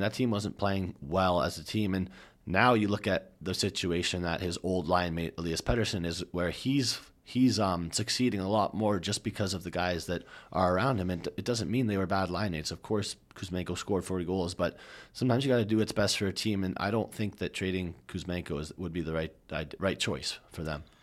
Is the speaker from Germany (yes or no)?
no; Canada; we're Canadian